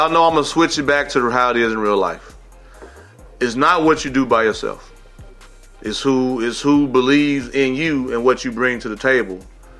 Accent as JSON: {"language": "English", "town": "Chicago", "region": "Illinois", "country": "United States", "tie": "born or raised there", "said": "Growing up in the Midwest, Chi-Town"}